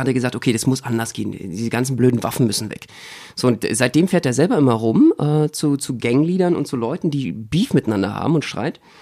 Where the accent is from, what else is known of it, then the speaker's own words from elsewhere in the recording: Berlin, Germany; als Berliner